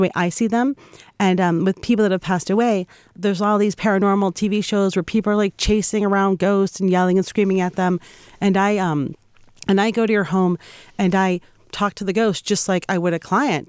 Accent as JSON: {"language": "English", "town": "Boston", "region": "Massachusetts", "country": "United States", "said": "I'm a Yankee. I'm from Boston"}